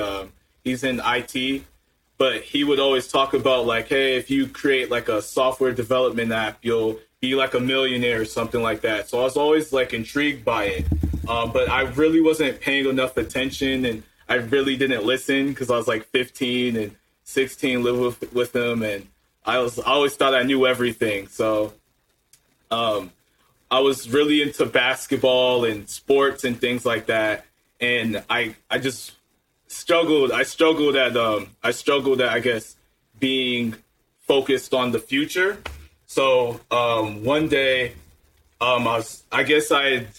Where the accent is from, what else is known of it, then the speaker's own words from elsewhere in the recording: Maryland, United States; middle class, grew up in Maryland, lived there for about 15 years.